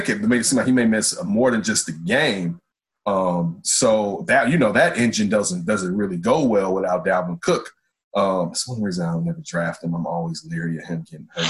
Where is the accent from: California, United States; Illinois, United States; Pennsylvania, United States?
Illinois, United States; We're from Illinois.